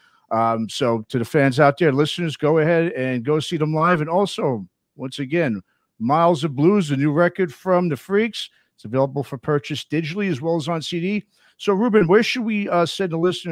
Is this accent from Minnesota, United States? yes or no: no; New York, United States; now in California, United States; I grew up in New York